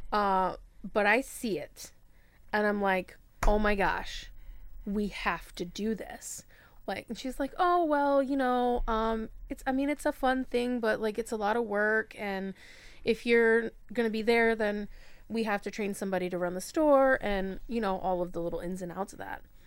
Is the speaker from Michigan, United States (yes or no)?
yes; Michigan, United States; also born or lived in Florida / Georgia / South Bend; now in Fort Wayne, United States; I'm originally from Michigan, um, but this is kinda home for now